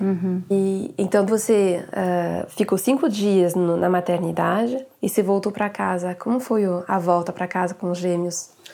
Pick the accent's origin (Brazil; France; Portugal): France; Portuguese is a second language; para mim como francesa